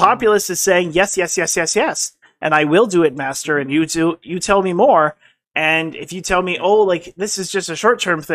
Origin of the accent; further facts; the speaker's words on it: Alberta, Canada; I was a proud Canadian up until Stephen Harper left office